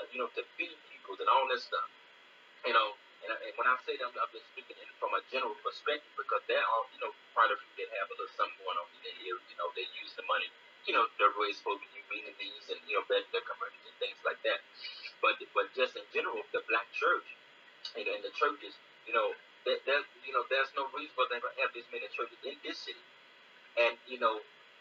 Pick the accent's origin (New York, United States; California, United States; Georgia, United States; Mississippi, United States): Mississippi, United States; Greenville; I'm from Greenville, Mississippi.